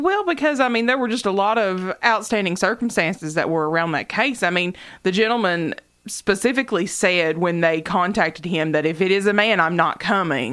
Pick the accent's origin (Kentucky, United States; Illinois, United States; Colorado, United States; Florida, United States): Kentucky, United States; Knott County; to us in Knott County, where there were no clubs.